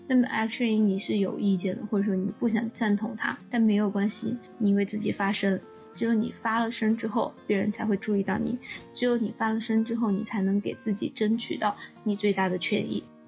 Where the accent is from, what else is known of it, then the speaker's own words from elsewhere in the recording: Chengdu, Sichuan, China; moved away as an adult; also born or lived in Chicago, United States / Champaign, United States; 作为一个成都人，我连下雪都没看过